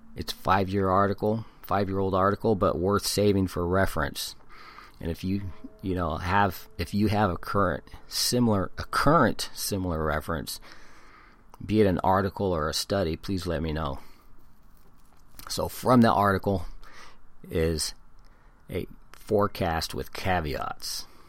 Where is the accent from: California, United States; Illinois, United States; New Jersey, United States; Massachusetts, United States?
California, United States; San Diego; also born or lived in Hawaii; I was born in Hawaii and been in California since I was one year old. My mom's family are all San Diegans, and, and that's a huge family. So I'm a San Diegan.